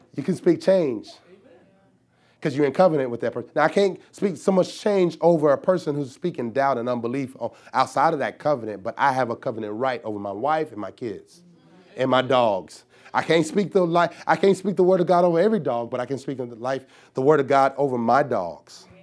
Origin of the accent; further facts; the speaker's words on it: the South, United States; I'm from the South